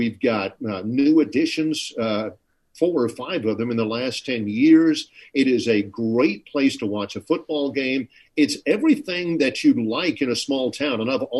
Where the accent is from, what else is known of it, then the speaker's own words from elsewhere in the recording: Florida, United States; now in Troy, United States; I've lived in the South my entire life, and Troy is the hottest place I've ever lived. And I grew up in Florida